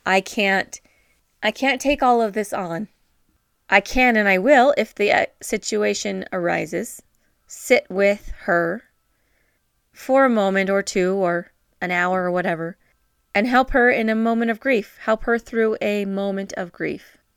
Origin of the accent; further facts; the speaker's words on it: northern New Mexico, United States; moved away; I have been for almost the last week in my hometown. It's a very small town in northern New Mexico